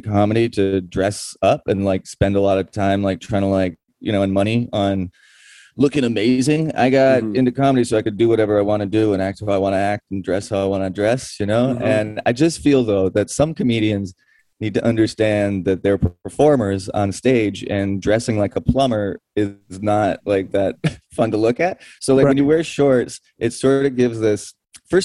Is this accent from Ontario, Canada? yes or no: yes; Toronto, Ontario, Canada; we're in Victoria right now, but I'm from East Toronto